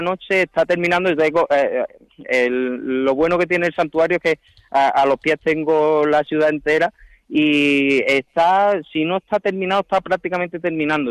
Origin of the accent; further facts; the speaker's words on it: Archidona, Andalusia, Spain; en Archidona decimos